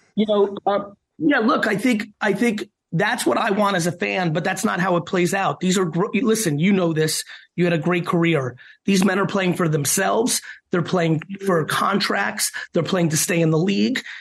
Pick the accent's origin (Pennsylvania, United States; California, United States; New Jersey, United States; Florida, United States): New Jersey, United States; Queens and then; also born or lived in Soviet Union; growing up in Queens and then New Jersey